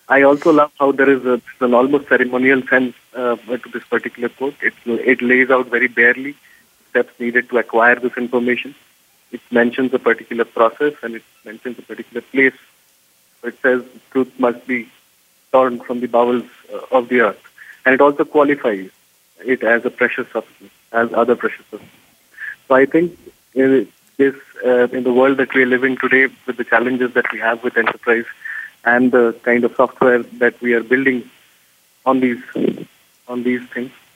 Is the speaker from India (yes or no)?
yes; India; also born or lived in Bangalore; here in India